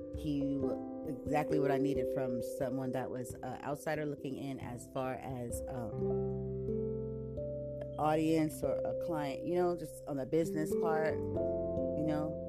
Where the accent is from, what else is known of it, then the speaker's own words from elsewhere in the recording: San Diego, California, United States; I was born right here in San Diego, California